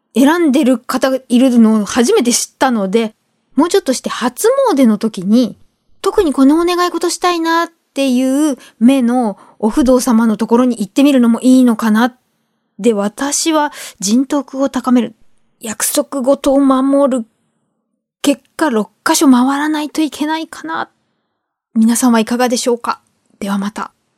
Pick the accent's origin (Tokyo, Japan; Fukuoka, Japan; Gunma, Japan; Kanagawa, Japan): Tokyo, Japan; 生まれてからずっと東京に住んでる